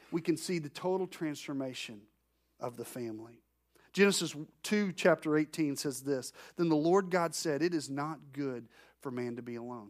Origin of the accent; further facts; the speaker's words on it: Arkansas, United States; I'm from Arkansas